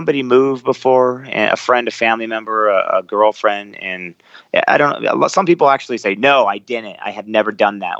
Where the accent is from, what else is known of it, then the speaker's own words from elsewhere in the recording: United States; being an American in a Muslim country